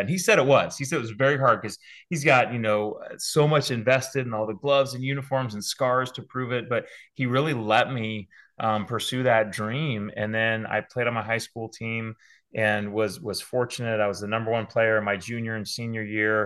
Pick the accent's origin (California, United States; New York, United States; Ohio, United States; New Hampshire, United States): California, United States; San Diego; moved away as an adult; also born or lived in Auburn, Alabama; now in West Hartford, United States; as a kid growing up in Southern California